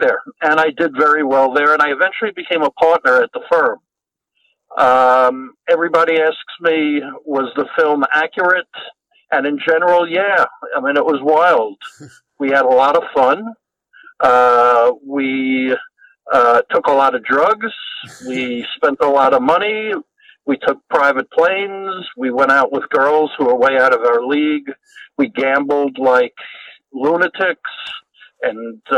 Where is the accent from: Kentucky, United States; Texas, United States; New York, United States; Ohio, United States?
New York, United States; now in Los Angeles, United States; I now live in Los Angeles, but I grew up in New York.